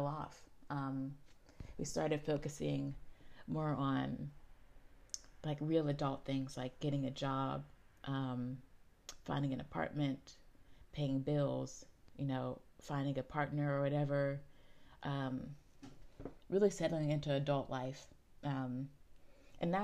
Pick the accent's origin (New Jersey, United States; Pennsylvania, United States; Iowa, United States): Pennsylvania, United States; Pittsburgh; I grew up in Garfield, which is a neighborhood in Pittsburgh on the East End